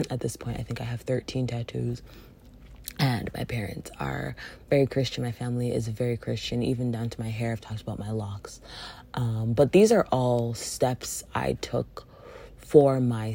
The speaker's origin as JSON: {"language": "English", "country": "Jamaica", "said": "especially being Jamaican"}